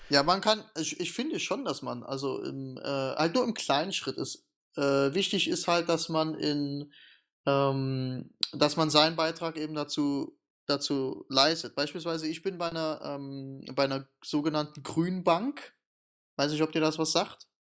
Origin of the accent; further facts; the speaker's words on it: Germany; bei uns in Deutschland